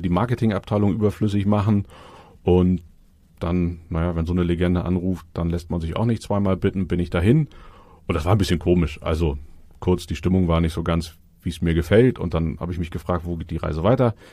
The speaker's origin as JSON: {"language": "German", "town": "Cologne", "region": "North Rhine-Westphalia", "country": "Germany", "tie": "born or raised there", "moved": "as an adult", "lives_now": "Hamburg, Germany", "said": "Bin eigentlich Kölner, eine Kölsche Jung."}